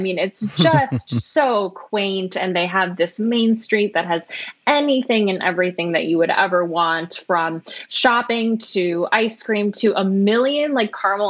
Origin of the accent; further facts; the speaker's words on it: Milwaukee, Wisconsin, United States; someone who was born and raised in the Milwaukee area